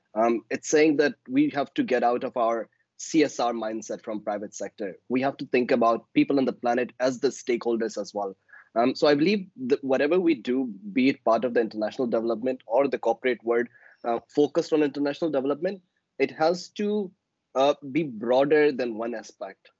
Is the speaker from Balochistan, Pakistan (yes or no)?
yes; Balochistan, Pakistan; I am from Balochistan, which is the southwestern province of Pakistan.